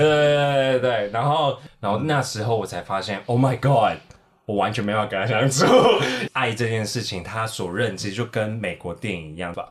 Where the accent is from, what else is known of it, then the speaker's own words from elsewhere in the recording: Taiwan; 我就亚洲人，我是台湾人